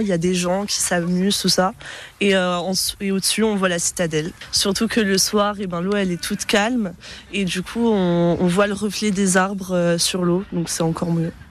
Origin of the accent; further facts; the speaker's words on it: Nice, Provence-Alpes-Côte d'Azur, France; now in Besançon, France; je viens du sud, donc euh, je viens de Nice